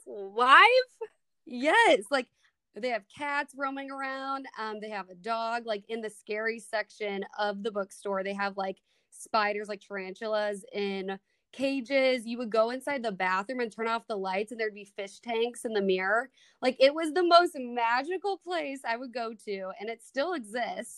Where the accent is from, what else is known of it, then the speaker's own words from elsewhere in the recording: Minnesota, United States; accent: Midwest; moved away as an adult; now in Kansas, United States; I grew up in Minnesota